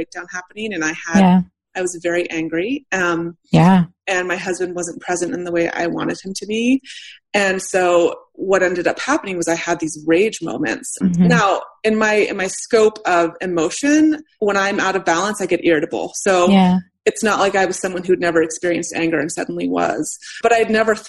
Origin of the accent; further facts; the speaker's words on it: United States; I'm white, I'm straight, I'm American, I'm middle class.